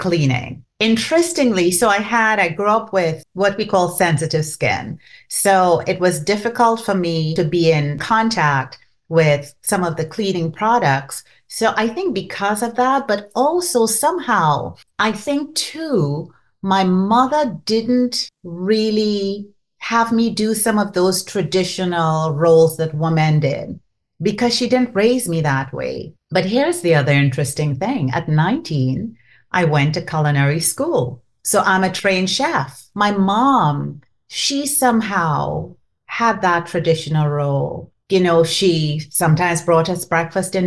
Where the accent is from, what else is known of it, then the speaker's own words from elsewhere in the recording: Trinidad & Tobago; first language Trinidadian Creole; English is a second language; moved away; So I grew up in Trinidad and Tobago, and you could tell from the accent